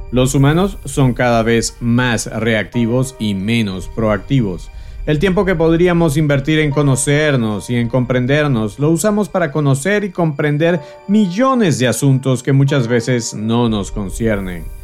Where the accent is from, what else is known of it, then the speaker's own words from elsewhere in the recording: Venezuela; born there; quiero saludar a ti, que me escuchas fiel y consecuentemente desde Caracas, Venezuela. Por supuesto, en mi país natal y donde nació el concepto de superviviente, tenemos a un alto porcentaje de oyentes, a pesar de todas las dificultades que atraviesa mi amado país.